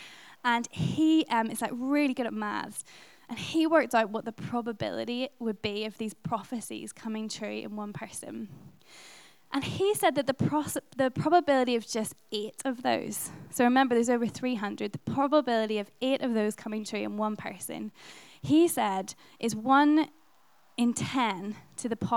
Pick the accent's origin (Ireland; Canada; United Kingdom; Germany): Ireland; being Irish